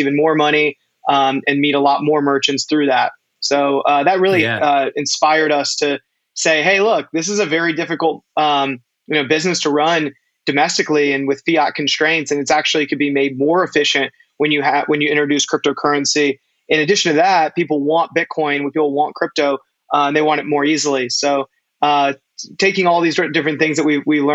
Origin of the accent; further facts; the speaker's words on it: North Carolina, United States; now in New York, United States; I was born and raised in North Carolina